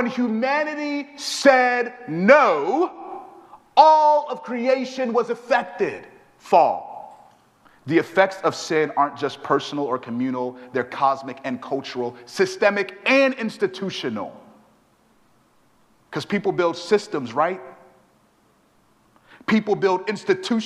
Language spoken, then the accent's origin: English; Houston, Texas, United States; I'm from Houston, Texas